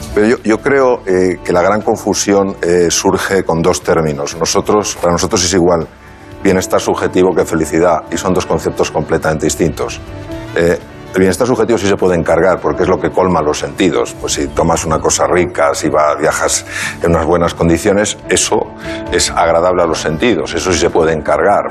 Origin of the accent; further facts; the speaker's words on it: Spain; soy de España